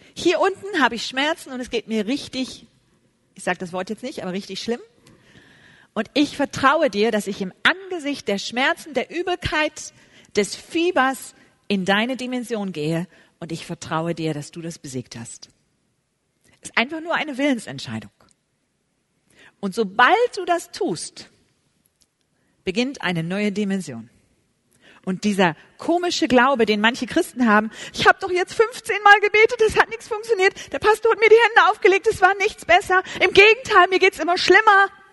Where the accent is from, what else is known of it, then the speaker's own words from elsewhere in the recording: Germany; wie wir deutschen Frauen so sind